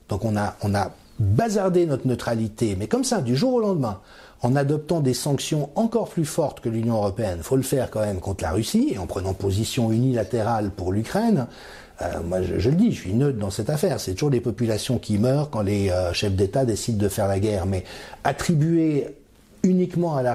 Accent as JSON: {"language": "French", "country": "France", "tie": "born or raised there", "said": "j'ai grandi dans la France des années 70 et que c'était l'insouciance, c'était la joie de vivre"}